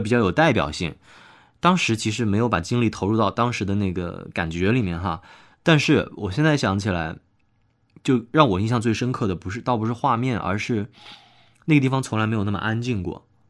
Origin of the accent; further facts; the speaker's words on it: Hubei, China; now in Wuhan, China; 我老家也在湖北嘛